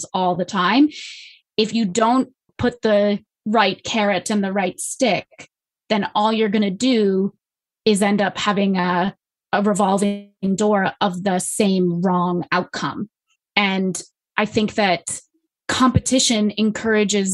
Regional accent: Canada; I'm Canadian

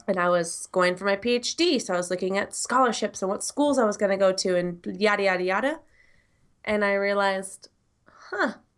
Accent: United States; from the United States

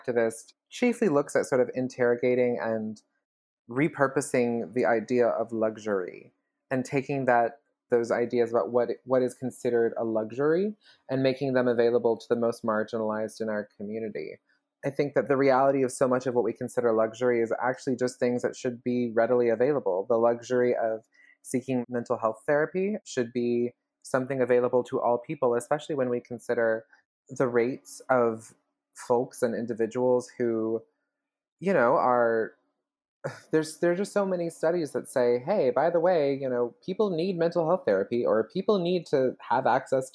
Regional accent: Birmingham, Alabama, United States; moved away as an adult; also born or lived in Bloomington, Illinois; now in New York, United States; I'm from Birmingham, Alabama

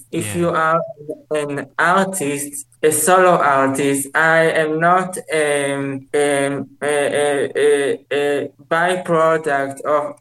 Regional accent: Israel; in Israel, people don't want me here because I am so much different from them.

